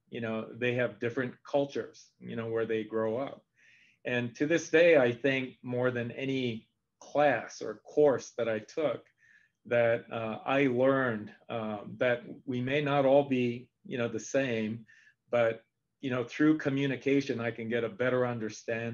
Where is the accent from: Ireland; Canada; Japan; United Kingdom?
Japan; moved away; also born or lived in San Francisco; I spoke Japanese because I grew up in Japan.